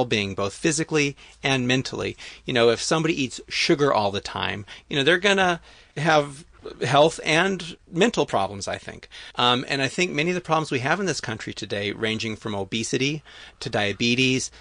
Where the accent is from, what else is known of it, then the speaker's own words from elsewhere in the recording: Los Angeles, California, United States; growing up, I was in Hollywood